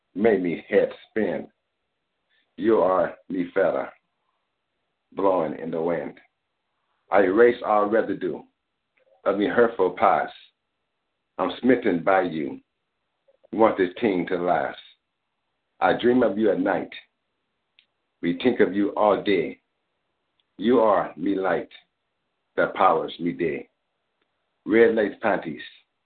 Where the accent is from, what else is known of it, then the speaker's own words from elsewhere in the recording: Grenada; I'm from Grenada, Caribbean. And so a lot of me poetry is coming from a Caribbean, Grenadian type of vibe